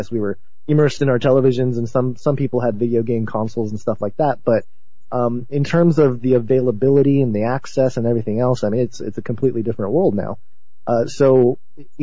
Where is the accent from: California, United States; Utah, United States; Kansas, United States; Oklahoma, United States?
California, United States; Southern; the culture that I grew up in Southern California, being a second-generation Japanese-American